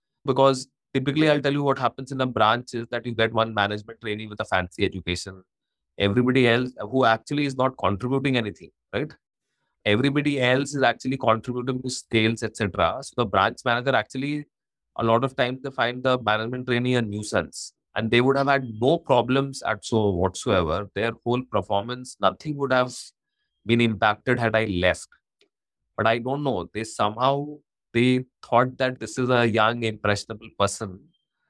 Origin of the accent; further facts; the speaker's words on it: Ranchi, Jharkhand, India; moved away; I come from a very small town. I come from Ranchi